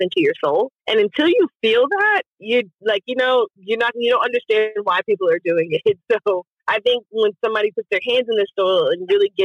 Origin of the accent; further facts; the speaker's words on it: Pearland, Texas, United States; now in Houston, United States; I'm from Pearland and I was raised off of Cullen.